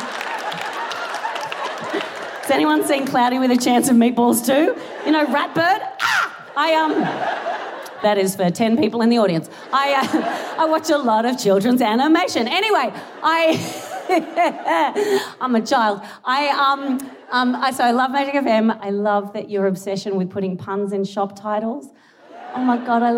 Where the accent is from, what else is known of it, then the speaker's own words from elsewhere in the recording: Australia; moved away as an adult; now in United Kingdom; this is not a local accent. I am Australian